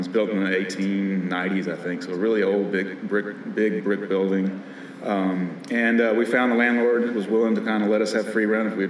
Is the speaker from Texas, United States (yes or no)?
no; Vicksburg, Mississippi, United States; moved away as an adult; now in Nashville, United States; I grew up in Vicksburg, Mississippi.